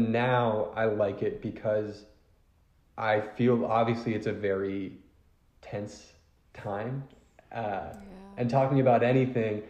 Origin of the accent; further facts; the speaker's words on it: Philadelphia, Pennsylvania, United States; I'm from Philly. It's a very big sports town